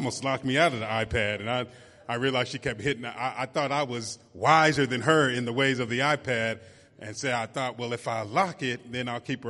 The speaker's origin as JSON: {"language": "English", "town": "San Francisco", "region": "California", "country": "United States", "moved": "as an adult", "lives_now": "Oakland, United States", "said": "I live in Oakland, but I'm originally from San Francisco"}